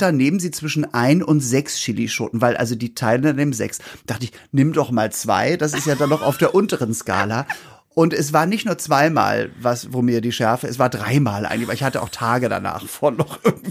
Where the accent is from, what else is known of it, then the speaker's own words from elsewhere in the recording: Norderstedt, Schleswig-Holstein, Germany; bei uns in Norderstedt